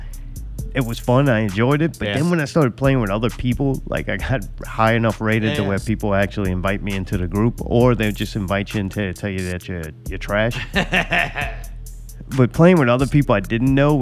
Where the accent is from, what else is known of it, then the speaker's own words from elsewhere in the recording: United States; I grew up in America